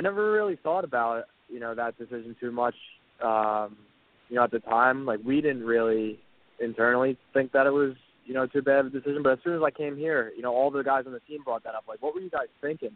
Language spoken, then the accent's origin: English; Philadelphia, Pennsylvania, United States; also born or lived in Ottawa; I'm from Philly, so I was it was a chance to move back to Philly